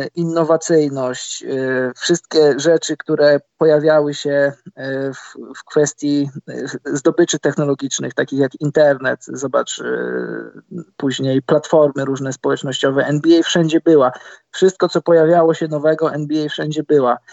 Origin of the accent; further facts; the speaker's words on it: Poland; skąd jestem, że z Polski